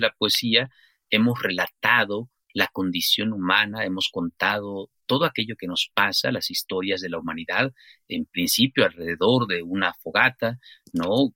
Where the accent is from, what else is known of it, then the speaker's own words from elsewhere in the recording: Chiapas, Mexico; moved away as an adult; also born or lived in Mexico City; de mi propia experiencia como chiapaneco, como mexicano, que pues migré a, la Ciudad de México durante muchos años